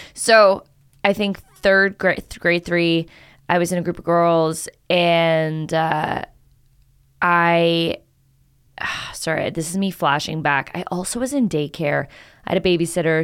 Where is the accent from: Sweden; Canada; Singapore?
Canada; moved away; I'm Canadian